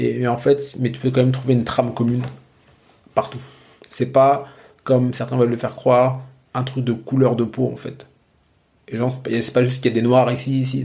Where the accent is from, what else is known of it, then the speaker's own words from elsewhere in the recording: Normandy, France; j'ai grandi en Normandie